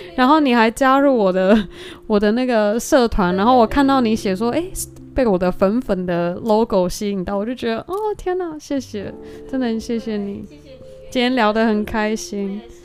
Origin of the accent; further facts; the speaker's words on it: Taiwan; moved away; also born or lived in United States; 我过往在台湾长大